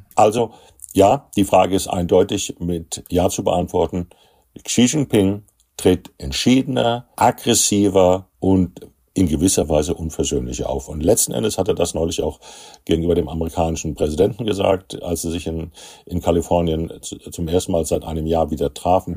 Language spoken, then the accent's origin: German; Hesse, Germany; Als Hesse